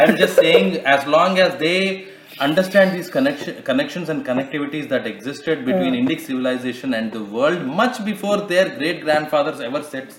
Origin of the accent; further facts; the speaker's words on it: South Central India, India; I'm from South Central India.